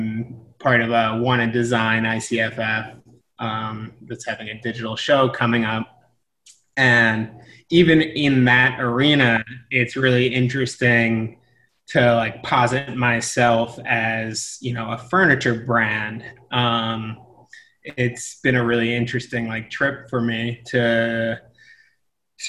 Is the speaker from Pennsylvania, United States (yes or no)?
yes; outside of Philadelphia, Pennsylvania, United States; moved away as an adult; also born or lived in Middlebury, Vermont / West Africa; now in New York, United States; I grew up outside of Philadelphia in the suburbs